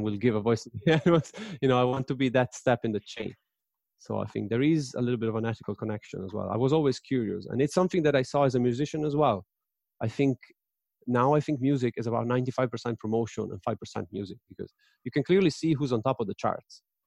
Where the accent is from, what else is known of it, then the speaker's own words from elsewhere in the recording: Padua, Veneto, Italy; I'm from Padova, which is in Veneto.